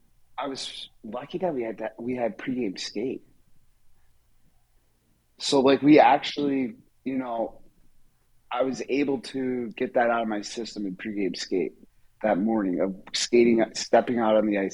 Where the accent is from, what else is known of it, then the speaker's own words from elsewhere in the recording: upstate New York, United States; moved away; There's a bridge right there in my hometown.